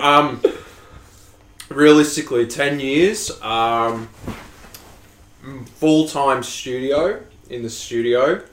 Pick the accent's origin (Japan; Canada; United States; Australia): Australia; I'm Australian.